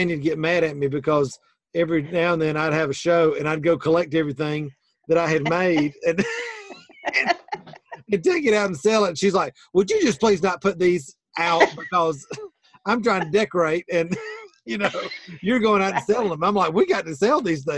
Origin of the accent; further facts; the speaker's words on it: the South, United States; even though I'm not from Texas, we're still Southern